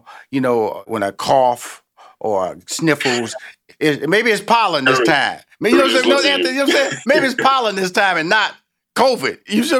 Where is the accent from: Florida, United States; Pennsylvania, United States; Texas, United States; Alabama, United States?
Texas, United States; Houston; you're a Texas boy like me. I'm from Houston, Texas.